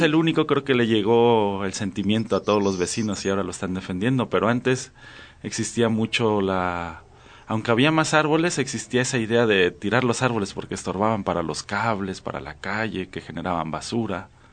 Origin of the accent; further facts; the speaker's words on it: Xalapa, Veracruz, Mexico; now in Chiapas, Mexico; Yo soy de Jalapa, Veracruz